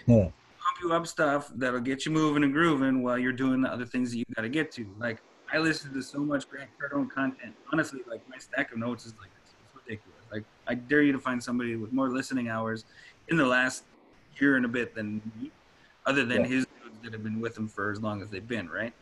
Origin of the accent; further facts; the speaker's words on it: Cold Lake, Alberta, Canada; moved away; I'm actually from Alberta. I'm from Cold Lake